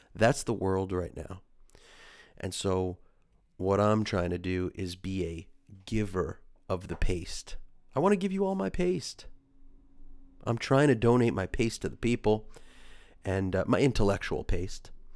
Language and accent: English; forty minutes from New York City, United States; I was born in New York, an, uh, forty minutes from New York City